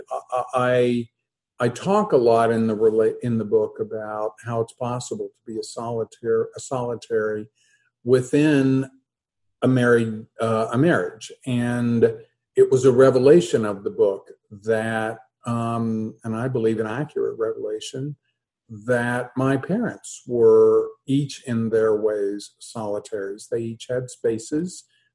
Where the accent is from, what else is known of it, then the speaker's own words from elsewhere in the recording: New Haven, Kentucky, United States; moved away as an adult; I grew up in New Haven, about 3 miles from the Abbey of Gethsemane